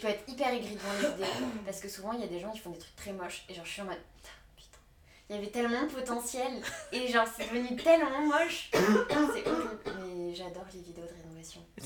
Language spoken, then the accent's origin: French; Paris region, Île-de-France, France; also born or lived in Asnières-sur-Seine / Rambouillet / Normandy; j'ai grandi genre sur Agnières sur Seine et après on est allé à Rambouillet du coup dans le 78 donc je suis toujours restée dans, dans région parisienne